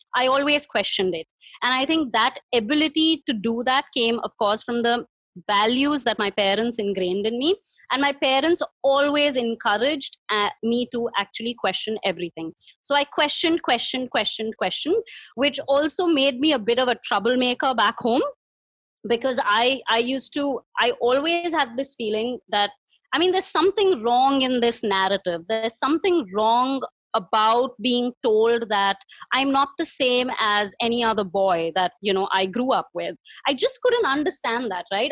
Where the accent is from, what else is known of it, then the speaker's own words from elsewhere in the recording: India; moved away as an adult; also born or lived in New Zealand; now in Delhi, India; growing up in India, I mean, I had an amazing childhood